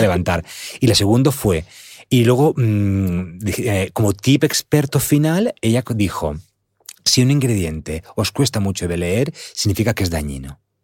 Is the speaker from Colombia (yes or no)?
no; Alicante, Valencian Community, Spain; estuve recientemente en un taller que organizaron en mi pueblo, Andar, en Alicante